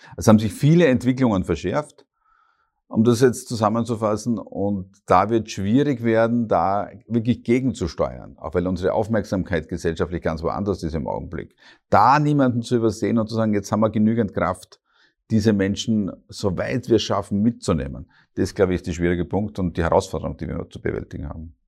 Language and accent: German; Hartberg, Styria, Austria; moved away as an adult; now in Graz, Austria; ich komme klassisch aus der Oststeiermark, die ist sehr stark geprägt